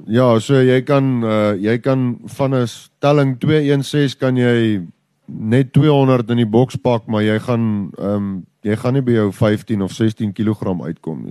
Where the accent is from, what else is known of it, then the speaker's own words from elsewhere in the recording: Letsitele, Limpopo, South Africa; ons is hier so in Letsetelli op uh hier so in die pakhuis en uh ja, ek het hier groot geword.